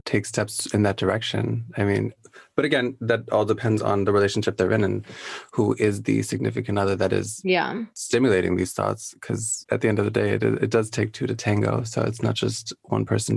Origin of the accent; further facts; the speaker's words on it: Midwest, United States; Me growing up in the Midwest